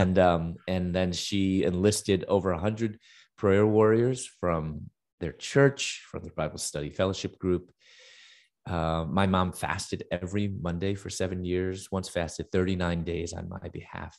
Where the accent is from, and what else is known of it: Chicago, Illinois, United States; moved away as an adult; also born or lived in Louisville, Kentucky